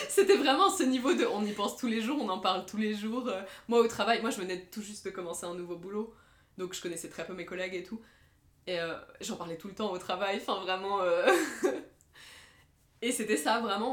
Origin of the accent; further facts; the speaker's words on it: Lebanon; moved away; j'ai grandi au Liban